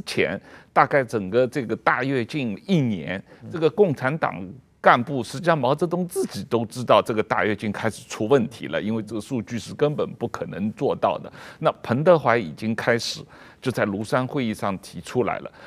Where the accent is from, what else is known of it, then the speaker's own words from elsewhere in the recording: Shanghai, China; 我们小时候在这个上海家里